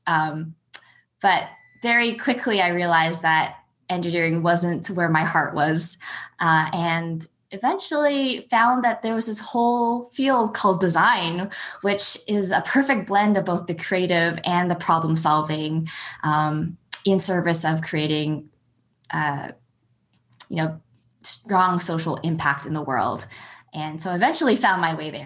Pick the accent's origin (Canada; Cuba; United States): Canada; Calgary, Alberta; also born or lived in Edmonton, Alberta; I grew up in Alberta. I was born in Edmonton and grew up in Calgary.